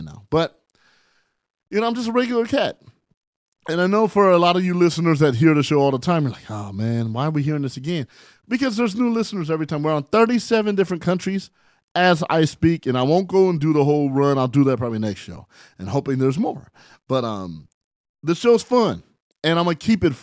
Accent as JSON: {"language": "English", "town": "San Bernardino", "region": "California", "country": "United States", "also_born_or_lived": "Barstow, California", "said": "I am from San Bernardino, California, by way of Barstow, California"}